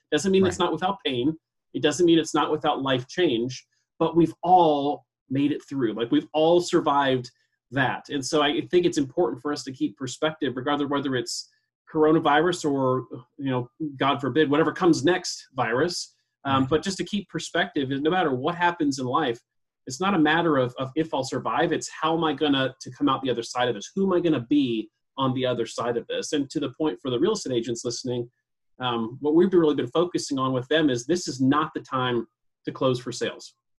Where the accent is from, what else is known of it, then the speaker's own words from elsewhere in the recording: Coeur d'Alene, Idaho, United States; I was born and raised here in Coeur d'Alene